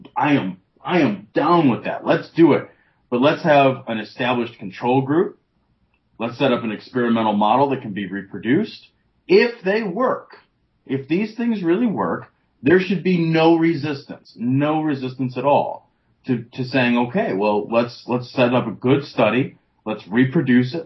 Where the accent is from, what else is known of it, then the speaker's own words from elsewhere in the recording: United States; as an American